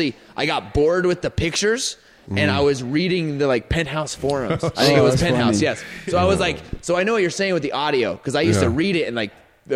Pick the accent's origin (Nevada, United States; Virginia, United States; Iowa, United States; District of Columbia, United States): Nevada, United States; Indian Springs; I lived in Indian Springs, Nevada. I grew up, born and raised in Indian Springs. So it's 20 miles north of Las Vegas.